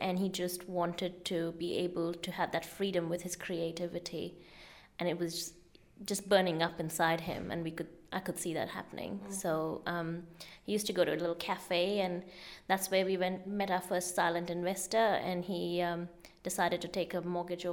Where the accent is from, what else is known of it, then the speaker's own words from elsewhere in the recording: Pune, Maharashtra, India; moved away as an adult; now in Auckland, New Zealand; India at the time, in Pune, which is about 2.5 hours away from Mumbai.